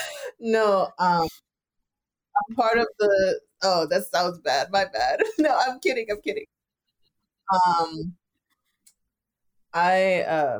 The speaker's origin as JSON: {"language": "English", "country": "Jamaica", "said": "I'm Jamaican, but like being a West Indian person myself."}